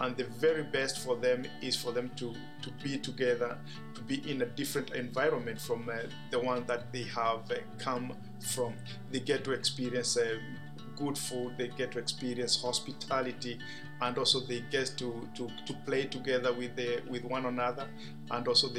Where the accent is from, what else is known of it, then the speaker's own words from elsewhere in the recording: Kenya; I am from Kenya